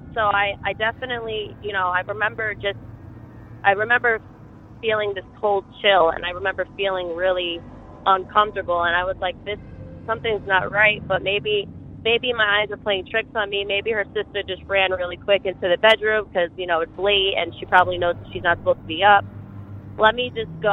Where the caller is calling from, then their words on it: Dutchess County, New York, United States; also born or lived in Beacon, New York; I'm calling from Dutchess County, New York